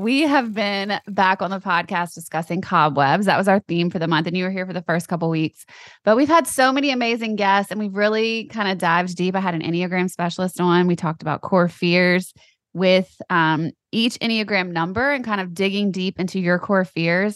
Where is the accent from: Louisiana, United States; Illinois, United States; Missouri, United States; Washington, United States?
Louisiana, United States; I grew up in Louisiana